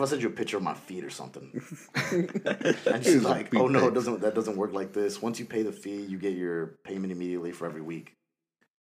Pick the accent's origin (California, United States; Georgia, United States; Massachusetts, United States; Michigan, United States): Georgia, United States